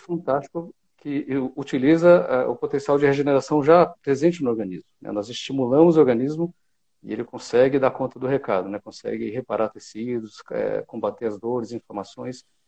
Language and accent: Portuguese; São José dos Campos, São Paulo, Brazil; now in São Paulo, Brazil; eu sou de São José dos Campos, a 100 quilômetros aqui de São Paulo.